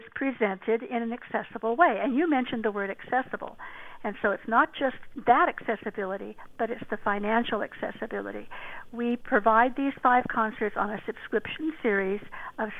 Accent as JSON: {"language": "English", "town": "Fullerton", "region": "California", "country": "United States", "tie": "born or raised there", "also_born_or_lived": "Los Angeles", "said": "I grew up in Orange County in Fullerton, back when it was mostly orange groves."}